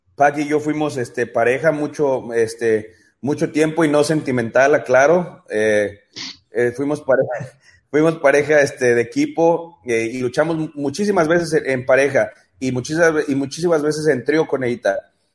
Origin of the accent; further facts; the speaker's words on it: Mexico; como luchador mexicano